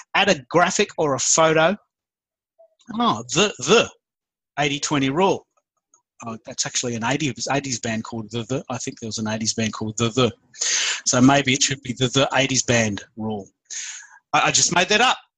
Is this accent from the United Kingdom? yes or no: no; Australia; I am the Aussie, Twitter marketing guy